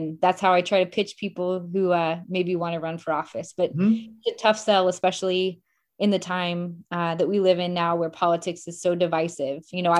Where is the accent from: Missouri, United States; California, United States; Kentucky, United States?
Missouri, United States; Springfield; I take pride in being from Springfield.